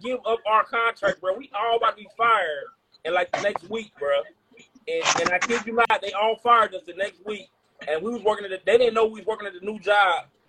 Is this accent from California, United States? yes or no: no; Dayton, Ohio, United States; I'm from Dayton, Ohio, bro.